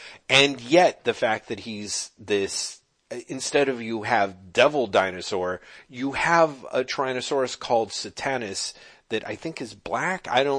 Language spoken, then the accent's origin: English; United States; I'm an American guy